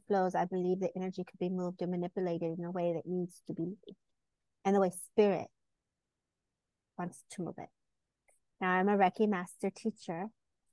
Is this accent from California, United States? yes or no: yes; California, United States; I am from California and born and raised. And so I lived here all my life